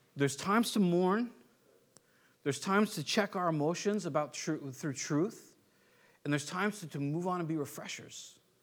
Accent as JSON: {"language": "English", "country": "United States", "said": "I'm American"}